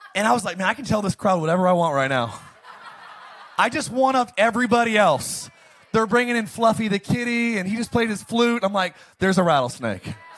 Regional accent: Palmdale, California, United States; I grew up in Palmdale, Lancaster

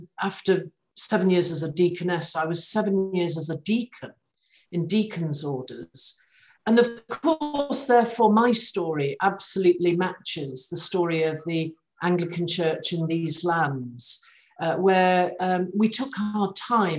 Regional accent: Manchester, North West England, United Kingdom; moved away as an adult; now in Wales, United Kingdom; I'm a Mancunian

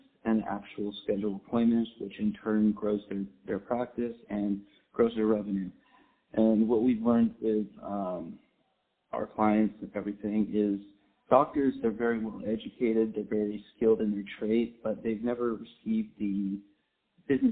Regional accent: San Diego, California, United States; I was born and raised in Southern California, San Diego specifically

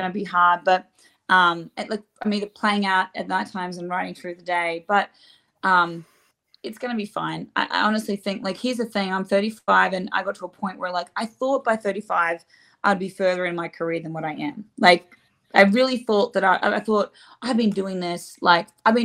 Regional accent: Gunnedah, New South Wales, Australia; moved away as an adult; now in Nashville, United States; I just can't wait to see my hometown peeps.

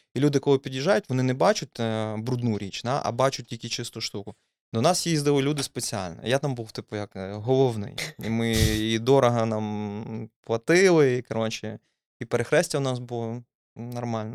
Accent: Dnipro, Dnipropetrovsk Oblast, Ukraine; moved away; я ну, з Дніпра, і виходить, я винаймав квартиру

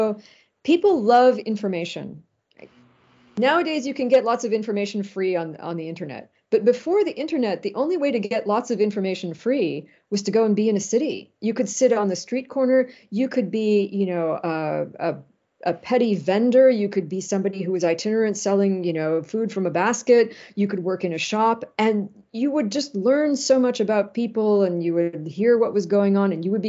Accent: Los Angeles, California, United States; moved away; also born or lived in Ann Arbor, Michigan / Manhattan; L.A., where, you know, I was from originally

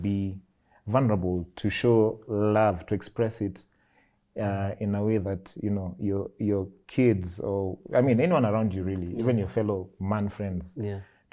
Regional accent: Nairobi, Kenya; I grew up in Kariobangi South

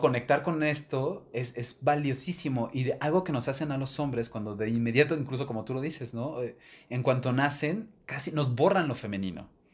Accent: Mexico City, Mexico; yo me crié en Ciudad de México

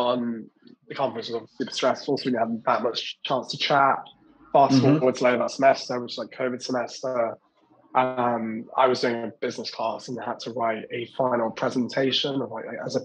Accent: England, United Kingdom; now in London, United Kingdom; me as an Englishman working remotely from London

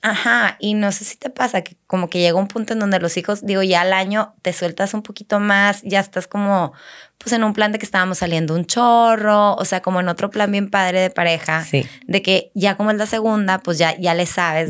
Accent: Chihuahua, Mexico; moved away as an adult; also born or lived in Laredo; now in Monterrey, Mexico; yo este, nací en Laredo, o sea, no nací en Chihuahua tampoco, pero nos fuimos a vivir a Chihuahua cuando, cuando estábamos chiquitas por el trabajo de mi papá. Ok. Este, entonces crecí en Chihuahua

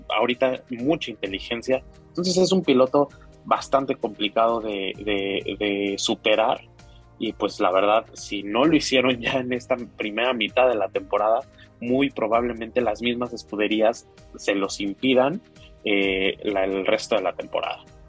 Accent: Mexico; a nosotros como mexicanos

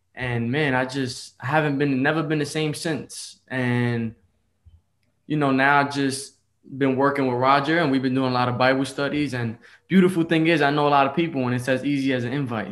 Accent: New York City, New York, United States; I was born in the Bronx, New York

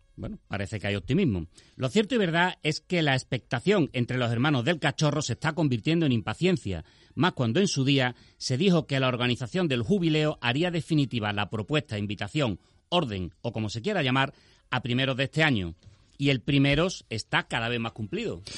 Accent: Seville, Andalusia, Spain; soy de Sevilla

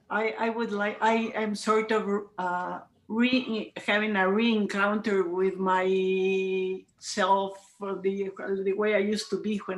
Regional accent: Morelia, Michoacán, Mexico; I'm from Mexico

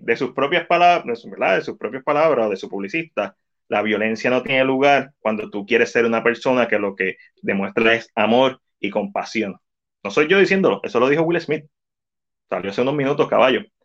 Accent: Puerto Rico; nosotros, que somos latinos, que somos boriguas aquí

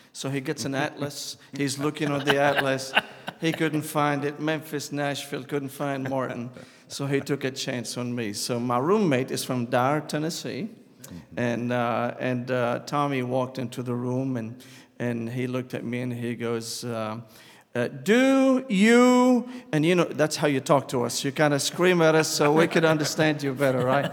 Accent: Damascus, Damascus Governorate, Syria; English is a second language; moved away as an adult; now in United States; I was born and raised in Damascus, Syria

